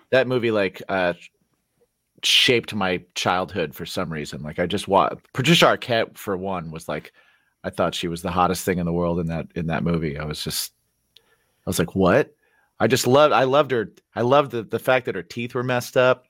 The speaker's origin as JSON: {"language": "English", "region": "Indiana", "country": "United States", "tie": "born or raised there", "said": "I grew up in Indiana"}